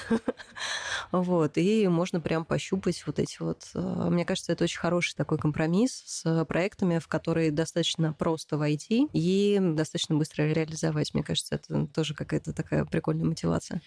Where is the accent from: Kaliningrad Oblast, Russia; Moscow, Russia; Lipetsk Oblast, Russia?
Moscow, Russia; Как коренная москвичка